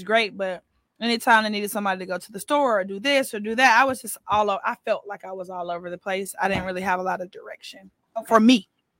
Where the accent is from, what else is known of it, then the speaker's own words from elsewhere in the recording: Atlanta, Georgia, United States; moved away as an adult; now in Houston, United States; No, I'm not. I'm from Atlanta.